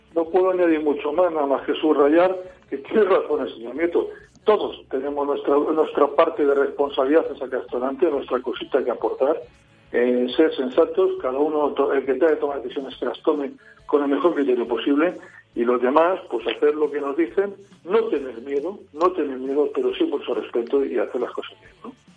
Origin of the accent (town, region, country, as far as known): La Rioja, Spain